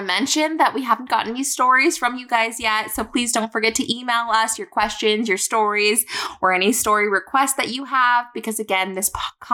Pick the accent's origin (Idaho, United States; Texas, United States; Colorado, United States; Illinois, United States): Idaho, United States; I'm from Idaho